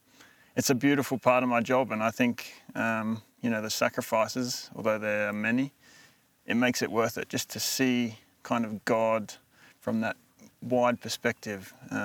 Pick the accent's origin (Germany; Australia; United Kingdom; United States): Australia; now in Kenya; I'm very Australian. There's a lot of things I do and say that are Australian